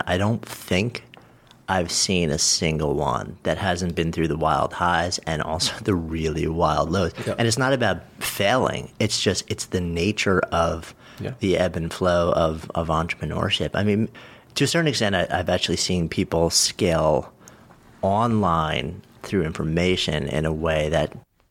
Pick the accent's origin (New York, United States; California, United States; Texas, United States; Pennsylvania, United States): New York, United States; Port Washington; I was Port Washington kid.